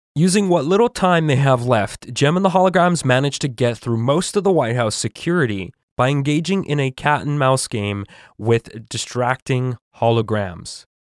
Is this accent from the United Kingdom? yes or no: no; Canada; a Canadian who has traveled to the U S